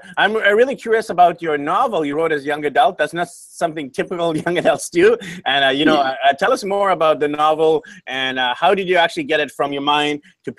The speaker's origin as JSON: {"language": "English", "town": "Vancouver", "region": "British Columbia", "country": "Canada", "moved": "yes", "said": "I'm from Vancouver."}